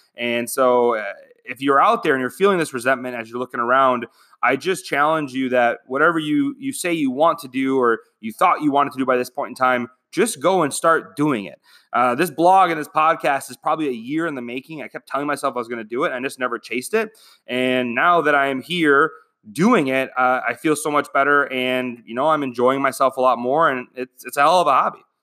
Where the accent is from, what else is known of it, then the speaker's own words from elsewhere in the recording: Michigan, United States; moved away as an adult; now in Phoenix, United States; I'm from Michigan